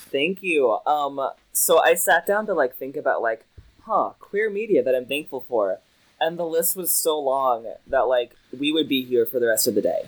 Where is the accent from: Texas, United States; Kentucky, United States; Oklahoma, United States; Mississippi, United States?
Kentucky, United States; Lexington; I'm from Lexington. It's like the central Kentucky area